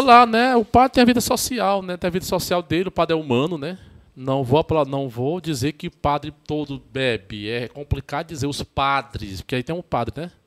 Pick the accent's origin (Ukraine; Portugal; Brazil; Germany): Brazil; Baturité, Ceará; also born or lived in Pitombeira, Cascavel, Ceará; Baturité, minha cidade natal